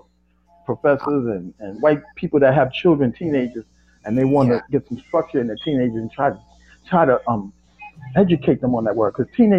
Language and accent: English; New York City, New York, United States; I was born and raised in Spanish Harlem, which is a few blocks down and to the east, you know.